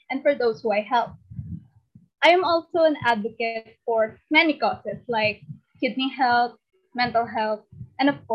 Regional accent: Philippines; I am 15 years old and I come all the way from the Philippines.

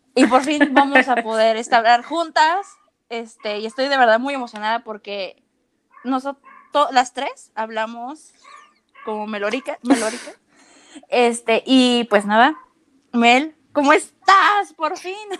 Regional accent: Mexico City, Mexico; yo soy de la Ciudad de México

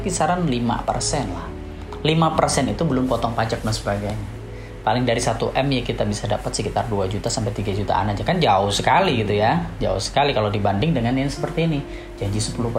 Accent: Java, Indonesia; Kalau di Jawa ya, di Jawa itu kebetulan di kampung saya

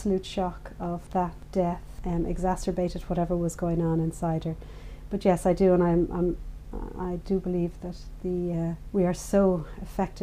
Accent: Dublin, Leinster, Ireland; I grew up in Dublin

